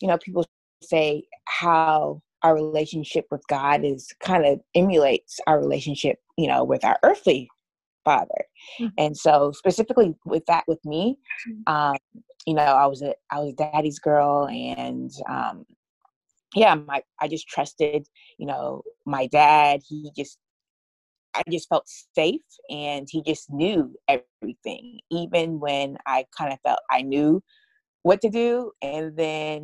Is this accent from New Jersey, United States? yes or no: no; Atlanta, Georgia, United States; also born or lived in New York; I was born in New York and raised in Atlanta